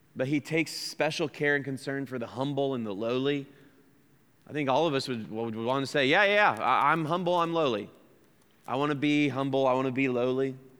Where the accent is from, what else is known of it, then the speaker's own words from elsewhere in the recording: United States; accent: American; that's my American accent